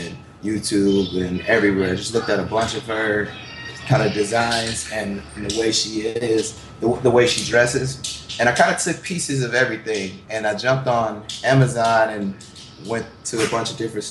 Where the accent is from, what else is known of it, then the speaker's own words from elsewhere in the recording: Milwaukee, Wisconsin, United States; I'm from Milwaukee